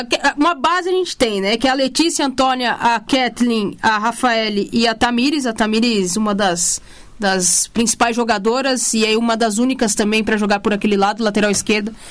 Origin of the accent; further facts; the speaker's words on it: Brazil; a gente é brasileiro